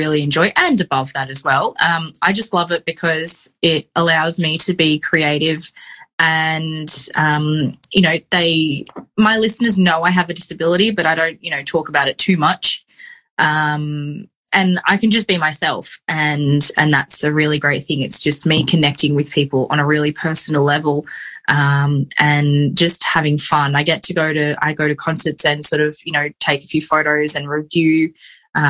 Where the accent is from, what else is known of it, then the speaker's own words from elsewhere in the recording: Sydney, New South Wales, Australia; also born or lived in Central Coast, New South Wales; when I was about 14 when I moved to the Central Coast from Sydney